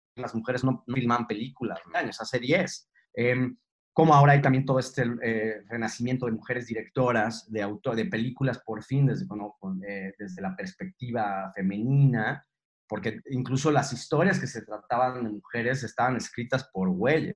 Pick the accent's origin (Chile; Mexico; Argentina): Mexico; cuando me preguntan que de dónde soy y digo que soy mexicano